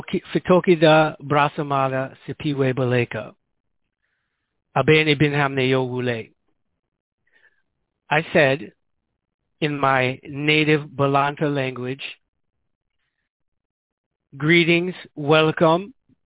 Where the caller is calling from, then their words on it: Guinea-Bissau; Because as I said, I'm calling here from Guinea-Bissau.